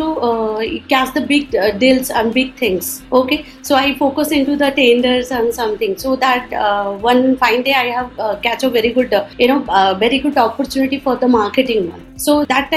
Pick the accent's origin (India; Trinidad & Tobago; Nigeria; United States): India; Odisha; I'm from Orissa